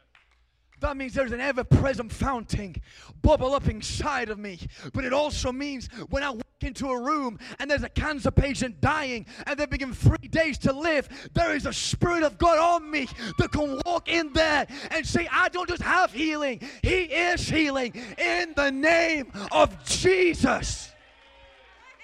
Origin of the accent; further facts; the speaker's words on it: England, United Kingdom; I'm from England.